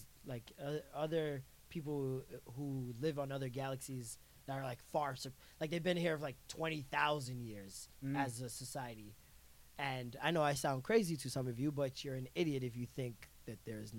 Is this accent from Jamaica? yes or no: yes; Jamaica; Like, as a Jamaican